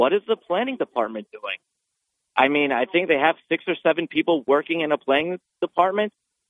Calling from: Binghamton, New York, United States; Me, I'm calling from Binghamton.

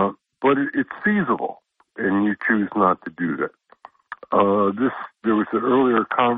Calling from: Endicott, New York, United States; I'm calling from Endicott, New York.

